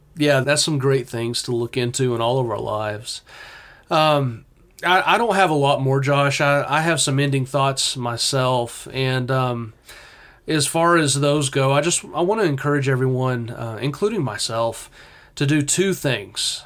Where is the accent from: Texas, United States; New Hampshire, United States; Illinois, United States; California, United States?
Texas, United States; I'm very Texan